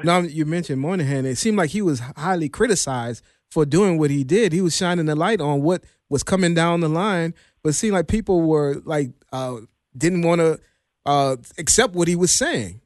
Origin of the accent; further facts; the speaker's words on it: New Orleans, Louisiana, United States; my hometown, New Orleans